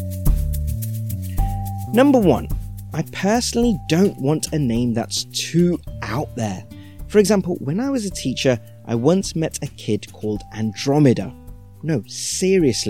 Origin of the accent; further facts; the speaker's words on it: United Kingdom; we're British Indians